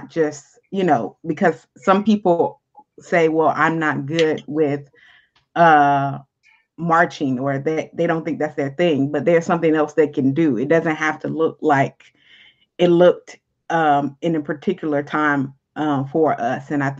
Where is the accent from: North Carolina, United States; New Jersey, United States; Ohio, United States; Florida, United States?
Florida, United States; Jacksonville; born or raised there